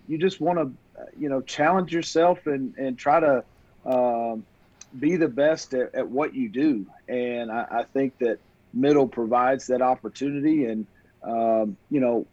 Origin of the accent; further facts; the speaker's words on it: Marshall, North Carolina, United States; moved away as an adult; My hometown of Marshall, North Carolina